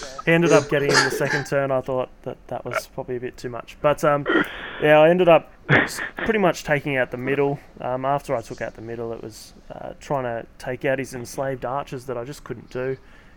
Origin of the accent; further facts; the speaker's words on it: Canberra, Australian Capital Territory, Australia; I said that I was from Canberra